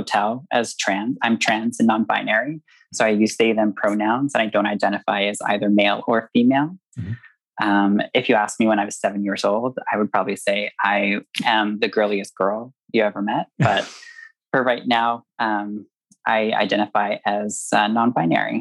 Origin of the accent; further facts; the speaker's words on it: Prince Edward Island, Canada; also born or lived in Banff, Alberta; now in Vancouver, Canada; I grew up on the East Coast of Canada in Prince Edward Island, really small province